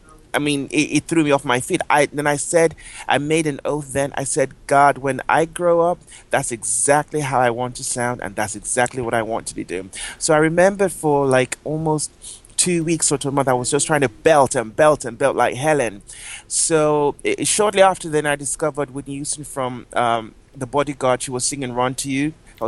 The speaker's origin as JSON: {"language": "English", "country": "Nigeria", "tie": "born or raised there", "moved": "as an adult", "lives_now": "London, United Kingdom", "said": "I always say I'm Anglo-Nigerian. My parents are from Nigeria, but I was born in London."}